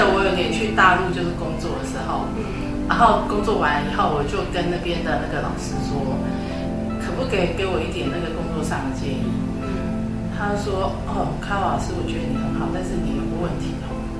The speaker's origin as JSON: {"language": "Chinese", "town": "Dongshi", "region": "Chiayi County", "country": "Taiwan", "tie": "born or raised there", "moved": "yes", "said": "我们家以前是在嘉义东石的乡下，"}